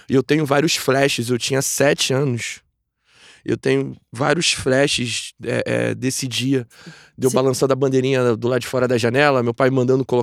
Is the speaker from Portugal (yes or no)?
no; Nilópolis, Rio de Janeiro, Brazil; Eu sou de Nilópolis, de Nilópolis. É, exatamente. Nascido e criado lá, morei lá a minha vida quase toda, saí de lá há pouco tempo.